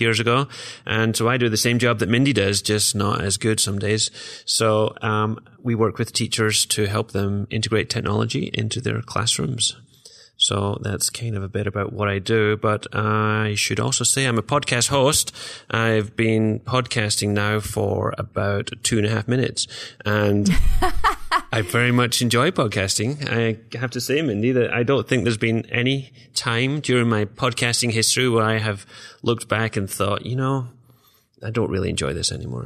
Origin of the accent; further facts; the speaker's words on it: Glasgow, Scotland, United Kingdom; moved away as an adult; now in Iowa, United States; I am originally from Glasgow, Scotland